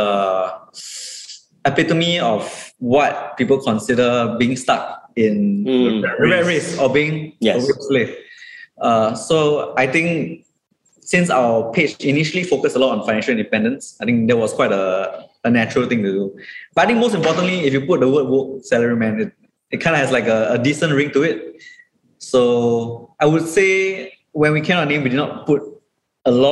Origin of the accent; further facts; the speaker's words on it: Singapore; as a Singaporean page and like a page that is in Asia